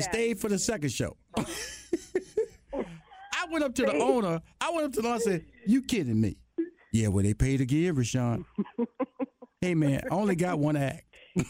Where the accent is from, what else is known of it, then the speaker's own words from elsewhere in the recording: Houston, Texas, United States; I'm from Houston, Texas, a Southern boy, West Coast girl.